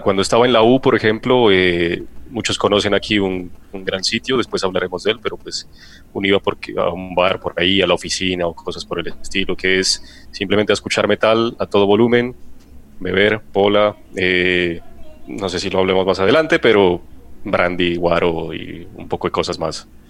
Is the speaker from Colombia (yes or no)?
yes; Pasto, Nariño, Colombia; now in Bogotá, Colombia; en mi tierra